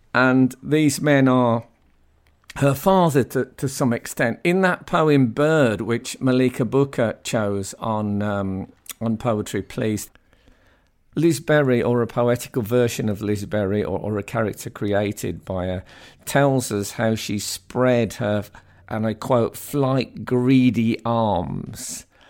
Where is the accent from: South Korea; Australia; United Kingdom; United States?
United Kingdom; Black Country, West Midlands; When I was growing up in the Black Country